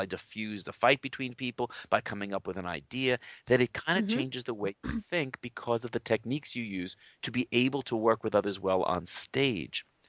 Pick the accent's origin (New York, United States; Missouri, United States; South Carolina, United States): New York, United States; I'm a New Yorker